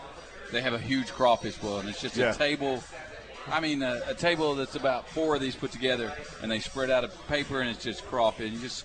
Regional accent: Northeast Arkansas, United States; now in Little Rock, United States; I've been living in Little Rock, and I'm from Northeast Arkansas.

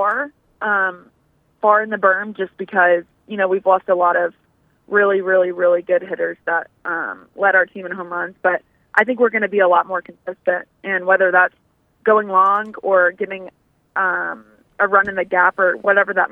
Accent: Cabot, Arkansas, United States; we grew up locally, like that's we were all Cabot BB kids

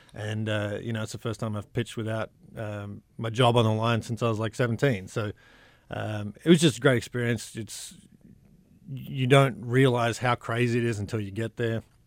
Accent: Sydney, New South Wales, Australia; now in Hot Springs, United States; I grew up in Sydney, a small town piece of Sydney

